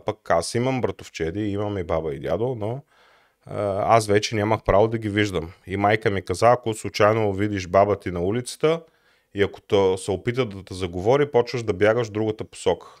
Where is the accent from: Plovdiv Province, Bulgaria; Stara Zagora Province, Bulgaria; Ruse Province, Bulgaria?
Plovdiv Province, Bulgaria; Plovdiv; Роден съм в Пловдив през 1983 година